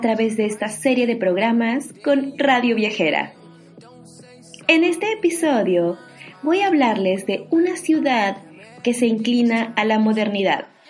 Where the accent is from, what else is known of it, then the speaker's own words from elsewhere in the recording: Mexico; now in Germany; una mexicana viviendo en Alemania